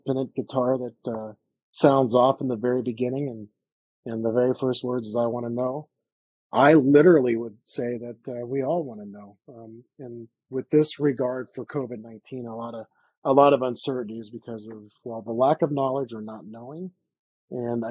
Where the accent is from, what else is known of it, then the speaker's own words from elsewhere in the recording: Mesa, Arizona, United States; my hometown here in Mesa, Arizona